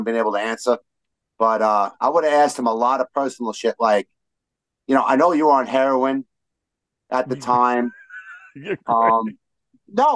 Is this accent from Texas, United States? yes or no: no; New York City, New York, United States; we're from Brooklyn when we talk like this